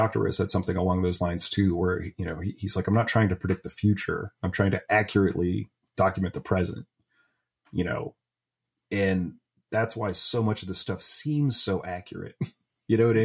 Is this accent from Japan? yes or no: no; Ohio, United States; I'm from Ohio, but I'm from the opposite corner of the state